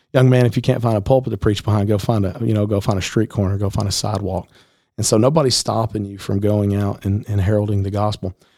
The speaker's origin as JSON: {"language": "English", "region": "Middle Tennessee", "country": "United States", "tie": "born or raised there", "said": "I grew up here in Middle Tennessee"}